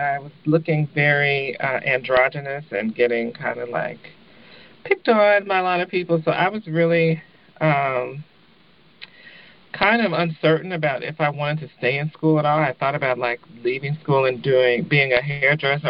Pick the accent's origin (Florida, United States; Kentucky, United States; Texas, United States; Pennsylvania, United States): Kentucky, United States; Louisville; moved away as an adult; also born or lived in Lexington, Kentucky; now in Oakland, United States; I'm from Louisville, the home of the Kentucky Derby